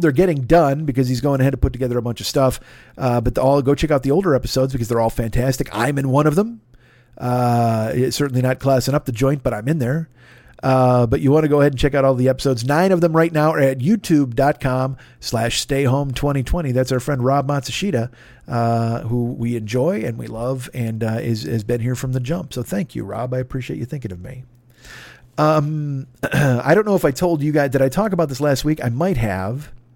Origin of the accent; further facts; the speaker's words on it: United States; I'm an American